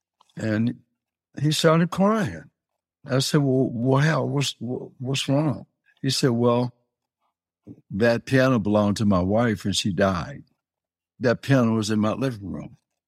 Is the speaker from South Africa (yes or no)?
no; Detroit, Michigan, United States; also born or lived in New Orleans; All of my family is from this area, going back over 100 years. So kind of my birthplace, but I was raised in Detroit.